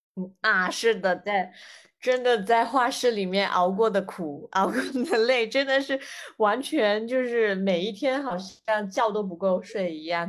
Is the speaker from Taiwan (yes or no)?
no; Guangdong, China; 因为我们是广东人